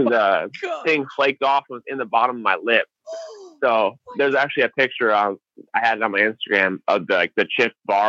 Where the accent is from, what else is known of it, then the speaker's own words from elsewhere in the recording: Illinois, United States; I grew up in Illinois